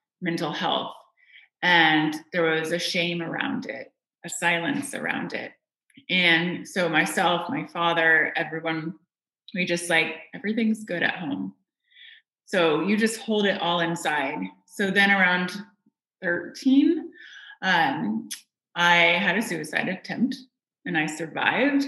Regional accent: Indiana, United States; I grew up in Indiana

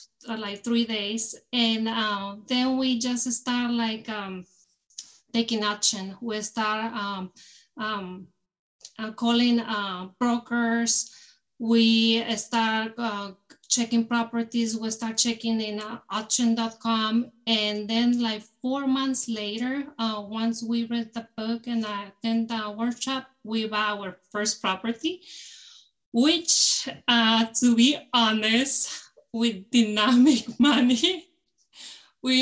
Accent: Mexico; moved away as an adult; now in United States; I was born in Mexico and I grew up there. So I came here to the US

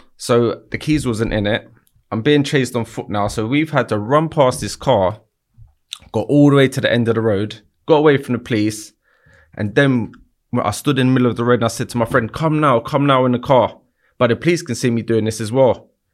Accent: London, United Kingdom; I grew up in Battersea my whole life

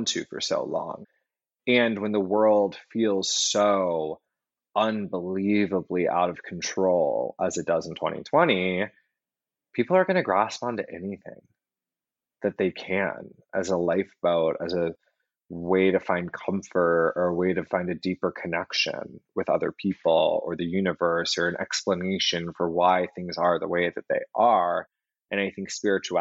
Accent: Atlanta, Georgia, United States; also born or lived in New York City; now in Los Angeles, United States; Atlanta, where I grew up

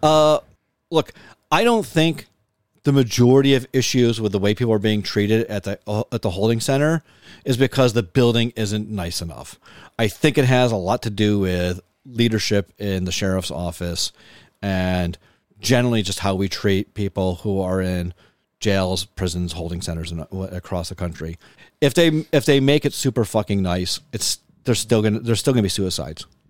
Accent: Lancaster, New York, United States; growing up in Lancaster

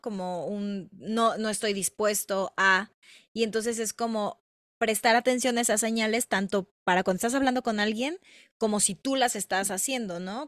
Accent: Mexico; somos mexicanas

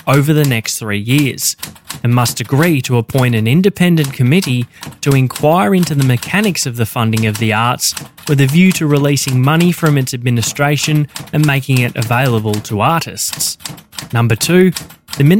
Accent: Victoria, Australia; my home state of Victoria

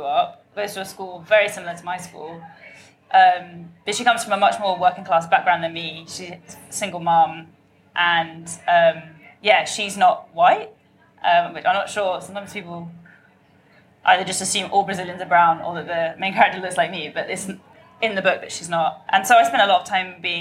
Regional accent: London, United Kingdom; growing up in London

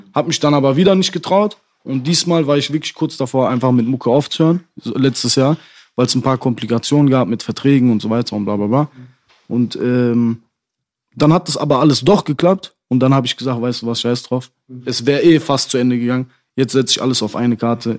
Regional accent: Dortmund, North Rhine-Westphalia, Germany; ich finde Dortmund auch sehr schön, wo ich herkomme

